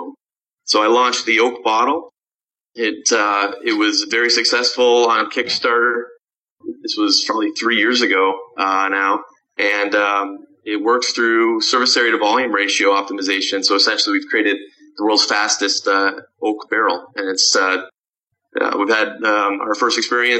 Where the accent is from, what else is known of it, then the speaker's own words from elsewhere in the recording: Canada; moved away as an adult; now in Chicago, United States; I grew up in Canada.